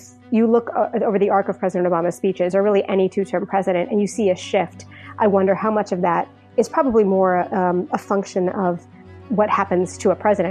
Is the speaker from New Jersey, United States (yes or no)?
yes; New Jersey, United States; moved away as an adult; also born or lived in New Orleans / Washington; I grew up in New Jersey. My parents were immigrants.